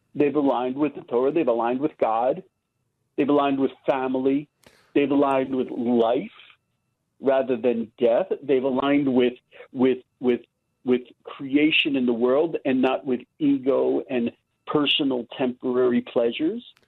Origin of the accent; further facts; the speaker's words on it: United States; now in Israel; I grew up in America